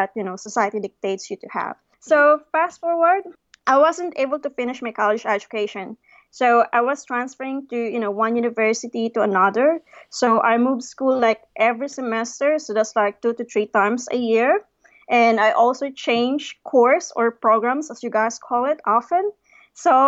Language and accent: English; Philippines; moved away as an adult; also born or lived in Manila / Cape Town; I came from a very small and sleepy town in the Philippines